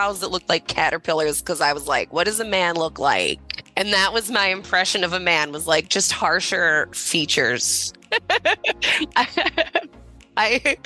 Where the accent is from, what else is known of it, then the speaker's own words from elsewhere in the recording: Detroit, Michigan, United States; accent: Michigan; moved away; I'm from Detroit originally.